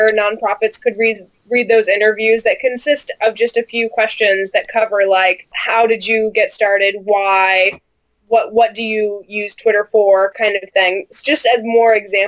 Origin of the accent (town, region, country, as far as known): United States; moved away as an adult